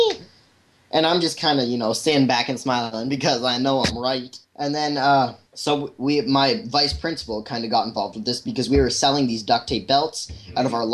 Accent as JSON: {"language": "English", "country": "Canada", "said": "It's kind of ironic because I'm Canadian."}